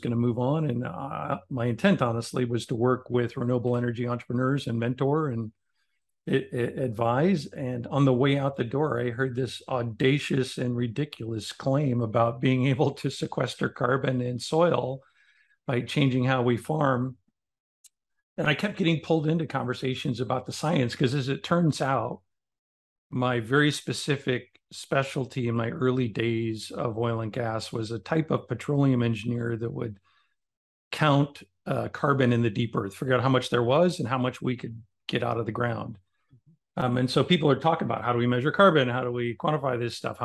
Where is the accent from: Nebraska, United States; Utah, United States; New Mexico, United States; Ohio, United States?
Nebraska, United States; Omaha; I grew up in Nebraska, but as a city kid in Omaha